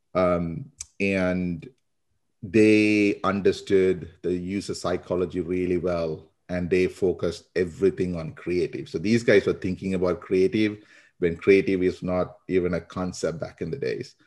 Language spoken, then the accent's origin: English; Sri Lanka; now in United States; I grew up in Sri Lanka, um, so a lot of people, that's where my accent is from. Uh, but I've been in the U S for about twenty years now